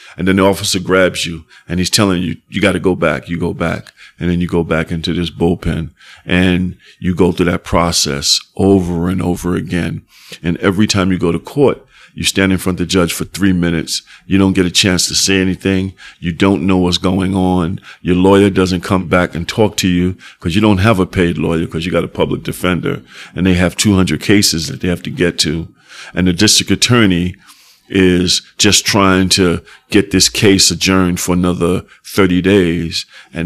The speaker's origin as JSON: {"language": "English", "town": "New York City", "region": "New York", "country": "United States", "tie": "born or raised there", "said": "growing up in Soundview, that's how it was."}